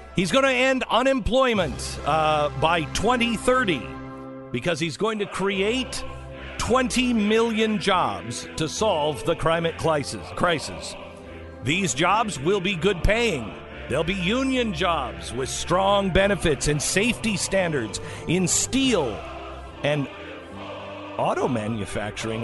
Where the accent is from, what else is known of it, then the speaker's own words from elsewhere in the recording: Seattle, Washington, United States; moved away; growing up in Seattle